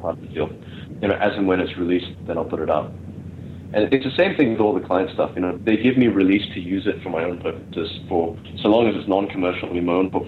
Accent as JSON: {"language": "English", "town": "Melbourne", "region": "Victoria", "country": "Australia", "tie": "born or raised there", "moved": "yes", "lives_now": "Malaysia", "said": "I grew up in Melbourne, but that was in the late mid-90s."}